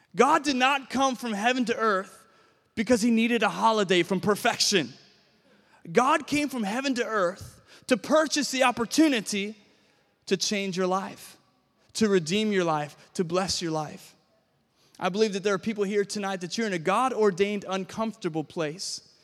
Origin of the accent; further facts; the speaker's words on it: Williamsburg, Virginia, United States; I was born and raised in Williamsburg, Virginia